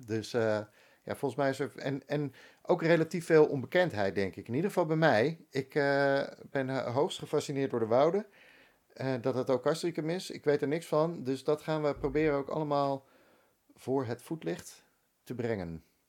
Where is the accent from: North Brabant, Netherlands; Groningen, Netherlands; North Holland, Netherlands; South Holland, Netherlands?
North Holland, Netherlands; Bakkum; moved away as an adult; also born or lived in Amsterdam; ik ben opgegroeid in Bakum